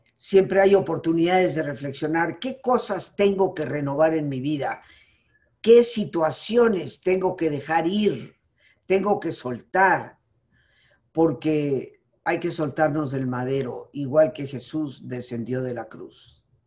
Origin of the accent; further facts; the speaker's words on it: Mexico; ninguno de nosotros como mexicanos, reconociéndonos como mexicanos